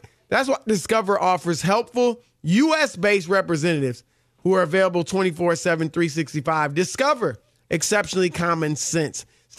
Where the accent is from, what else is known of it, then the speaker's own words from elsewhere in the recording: Cleveland, Ohio, United States; I'm from Cleveland, one of the many places I'm from.